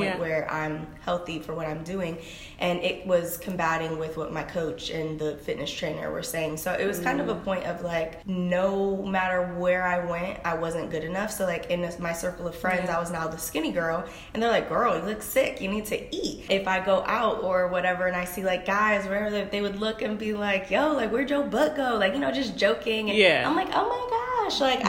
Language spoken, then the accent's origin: English; Cleveland, Ohio, United States; I'm from Cleveland, Ohio